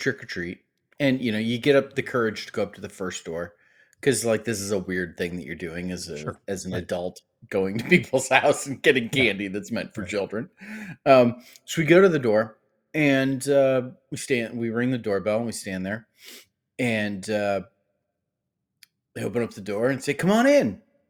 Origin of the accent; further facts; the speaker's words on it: Ohio, United States; I grew up in Ohio.